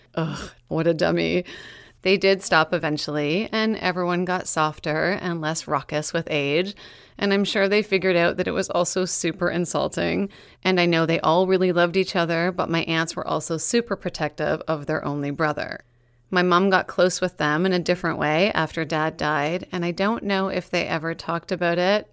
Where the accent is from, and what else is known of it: Meaford, Ontario, Canada; born or raised there; moved away